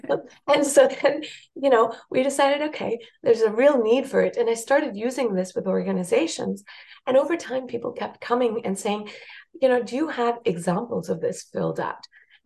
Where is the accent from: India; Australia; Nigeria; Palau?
India; first language Marathi; English is a second language; also born or lived in South Africa; I speak Hindi, Marathi, Tamil, because I lived in India. And my mother tongue is Marathi.